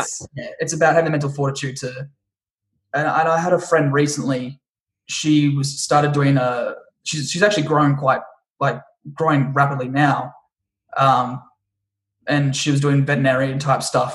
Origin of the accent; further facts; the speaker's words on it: Australia; also born or lived in Brisbane; now in Los Angeles, United States; my own country and, and my own countrymen